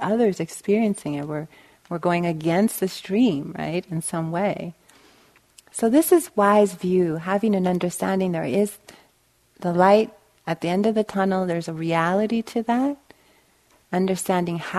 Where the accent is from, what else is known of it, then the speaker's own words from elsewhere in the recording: Los Angeles, California, United States; also born or lived in Bay Area, California; I'm from Los Angeles, and I lived in the Bay Area, back and forth between Bay Area and Southern California